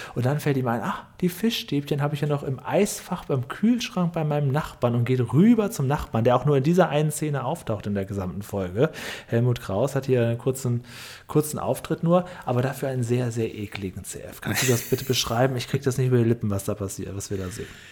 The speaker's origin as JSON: {"language": "German", "region": "Northern Germany", "country": "Germany", "said": "ich komme ja auch aus Norddeutschland"}